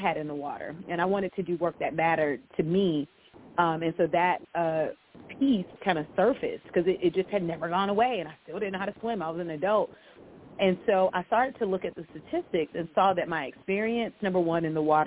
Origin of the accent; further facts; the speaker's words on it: Virginia, United States; I grew up in Virginia on the coast